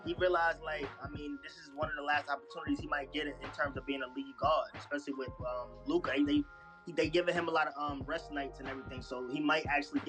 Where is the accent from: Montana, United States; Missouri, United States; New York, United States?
New York, United States; I'm from New York